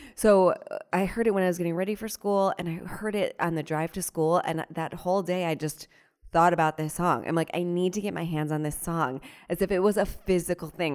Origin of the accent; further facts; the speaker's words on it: Cleveland, Ohio, United States; now in New York, United States; I grew up in Ohio, so not necessarily the South